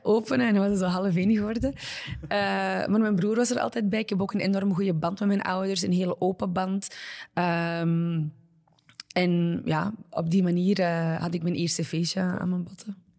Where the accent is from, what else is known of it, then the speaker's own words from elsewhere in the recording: Belgium; moved away as an adult; also born or lived in Morocco (ancestry); now in New York, United States; mijn roots liggen nog altijd in België, mijn ja. fanbasis is nog altijd in België. Eh, het is nu wel aan het shiften, maar ja, kijk, België is thuis en zal altijd mhm. thuis zijn.